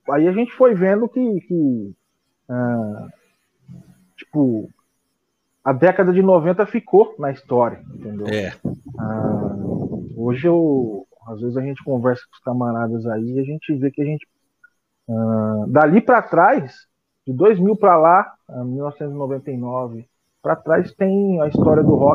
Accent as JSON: {"language": "Portuguese", "town": "Penápolis", "region": "São Paulo", "country": "Brazil", "tie": "born or raised there", "also_born_or_lived": "São José do Rio Preto", "said": "eu sou da cidade de Penápolis, né? Eu nasci em São José do Rio Preto, que é interior de São Paulo, e com três anos eu fui para Penápolis."}